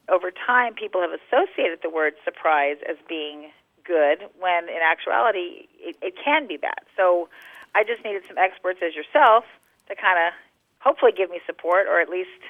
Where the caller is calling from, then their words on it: San Antonio, Texas, United States; I'm calling from San Antonio, Texas.